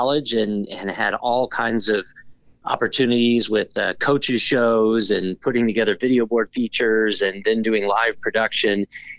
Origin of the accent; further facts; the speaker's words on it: Leavenworth, Kansas, United States; the Kansas City Royals were kind of my hometown team. My dad was Army, so we moved all over the country, but ended up in the Midwest in Leavenworth, Kansas a couple different times, and family was from Iowa and Nebraska